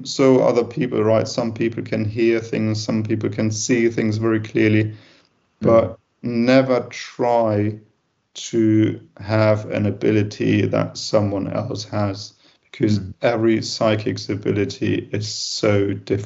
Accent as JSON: {"language": "English", "country": "Germany", "said": "I'm from Germany."}